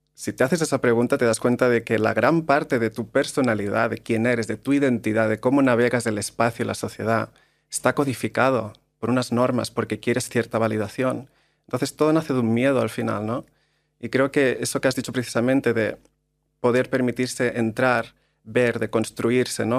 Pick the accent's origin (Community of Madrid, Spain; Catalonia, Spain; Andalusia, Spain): Catalonia, Spain; Maresme, Barcelona; moved away as an adult; also born or lived in London; yo vengo de un pueblo del Maresme, en Barcelona